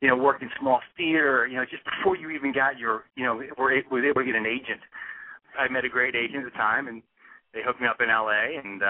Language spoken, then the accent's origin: English; Philadelphia, Pennsylvania, United States; I was born and raised in Philadelphia, Pennsylvania. Born down Center City, and I'm a Philly boy.